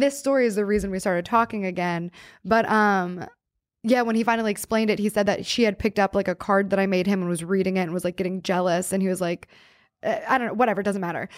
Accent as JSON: {"language": "English", "town": "New Castle", "region": "Pennsylvania", "country": "United States", "tie": "born or raised there", "moved": "yes", "said": "my hometown and, like, his uncle owned a pizza shop that I worked"}